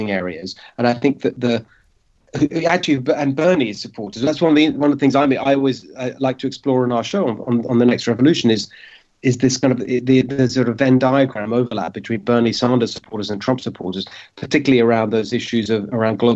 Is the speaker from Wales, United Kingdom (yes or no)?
no; London, United Kingdom; moved away as an adult; now in United States; My parents are Hungarian. I was born myself in London in the UK, but my parents both fled communism in Hungary and were welcomed into the UK